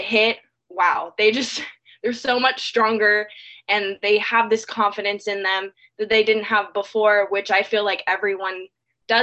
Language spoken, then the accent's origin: English; California, United States; moved away as an adult; now in Georgia, United States; I've been born and raised in California my whole life